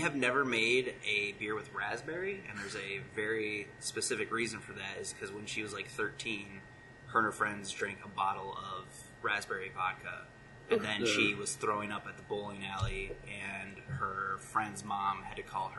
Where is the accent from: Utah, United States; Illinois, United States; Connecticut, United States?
Illinois, United States; Kewanee; I'm from downstate Illinois, basically smack in the middle between the Quad Cities and Peoria, Kewaunee, super small town.